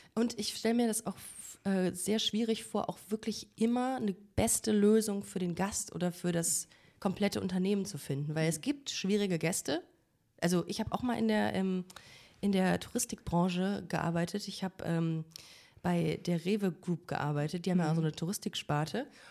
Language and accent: German; Düsseldorf, North Rhine-Westphalia, Germany; now in Cologne, Germany; als Kölnerin, als eigentlich als Düsseldorferin